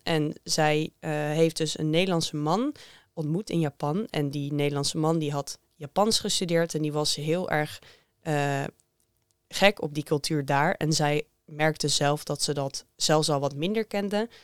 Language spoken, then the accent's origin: Dutch; Netherlands; voor mij als Nederlander